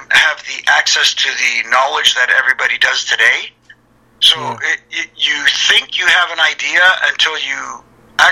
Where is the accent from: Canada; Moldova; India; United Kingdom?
Canada; Toronto, Ontario; Canadian kids from the Toronto area